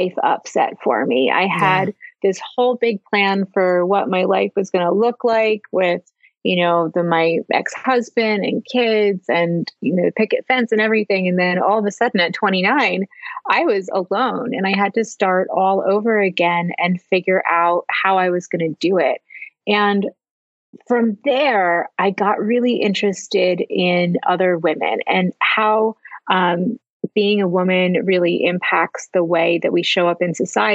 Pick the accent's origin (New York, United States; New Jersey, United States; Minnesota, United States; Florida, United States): New Jersey, United States; also born or lived in Los Angeles; now in Philadelphia, United States; I grew up in New Jersey. I live in Philadelphia